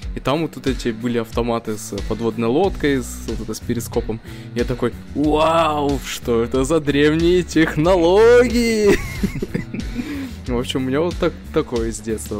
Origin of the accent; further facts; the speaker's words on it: Saint Petersburg, Russia; moved away; also born or lived in Smolensk; жил я и рос в Питере э, в школьные годы